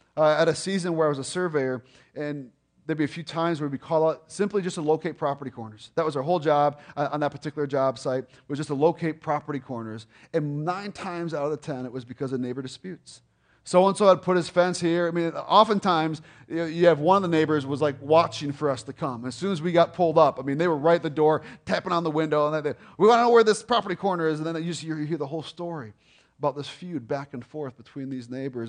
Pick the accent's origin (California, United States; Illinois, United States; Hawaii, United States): Illinois, United States; Lake Zurich; we grew up in Lake Zurich